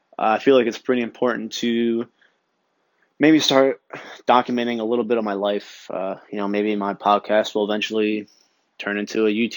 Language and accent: English; Long Branch, New Jersey, United States; moved away; I'm a 27-year-old Italian kid from New Jersey. I grew up in a beach town called Long Branch